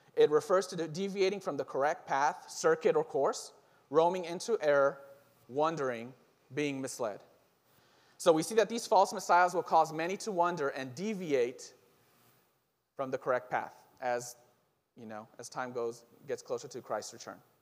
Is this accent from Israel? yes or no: yes; Israel; moved away; I'm originally from Israel